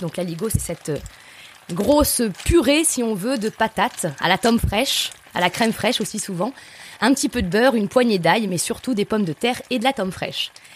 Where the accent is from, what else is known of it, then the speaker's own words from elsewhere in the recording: Nasbinals, Occitania, France; je suis originaire de l'Aubrac, côté lozérien de l'Aubrac, du côté de Nasbinal.